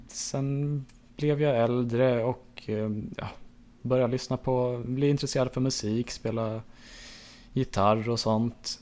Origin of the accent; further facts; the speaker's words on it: Enhörna, Stockholm County, Sweden; jag föddes på Södertälje sjukhus, ehm, växte upp i Enhörna, en liten by utanför Södertälje